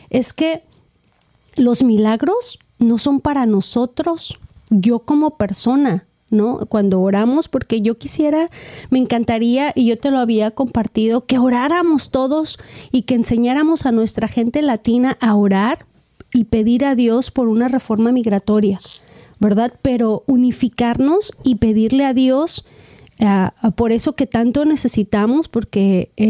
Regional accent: Mexico; Bueno, Beto y yo aquí nos, nos sentimos como venimos de México, Beto y yo nos sentimos como misioneros, ¿no?

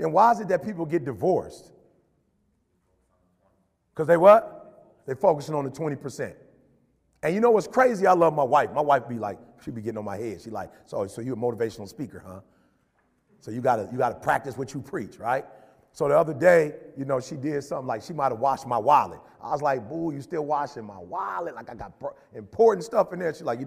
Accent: Chicago, Illinois, United States; moved away; also born or lived in Detroit; I'm from Chicago originally

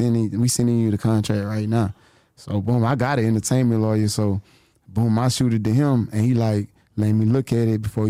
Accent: Lake Charles, Louisiana, United States; I'm from Southwest Louisiana, Lake Charles

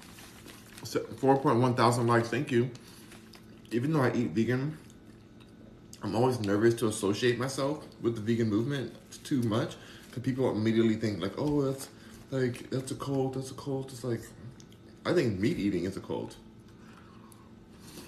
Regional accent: Los Angeles, California, United States; I'm from Hollywood, I'm from Los Angeles

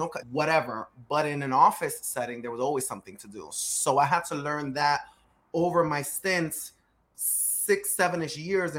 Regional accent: New York City, New York, United States; Now, you and I are both Dominican. We're both from Dykeman, or we're both from uptown, right? We understand the culture.

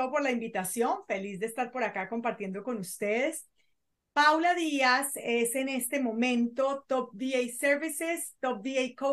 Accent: Colombia; also born or lived in Venezuela; yo soy colombiana, pero vivía en Venezuela, yo viví en Venezuela durante muchos años, por eso hay gente que se, no, no, sabe de dónde soy.

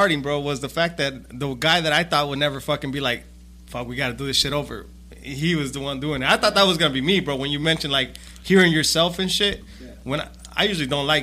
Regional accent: Zacatecas, Mexico; I'm from Zacatecas.

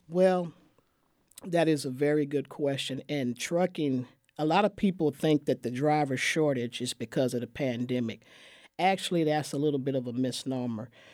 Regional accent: San Francisco, California, United States; now in Waco, United States; I'm from San Francisco, California originally. I come from a city of growth and change

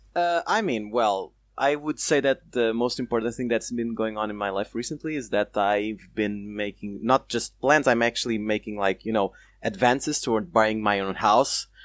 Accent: Portugal; I'm from Portugal

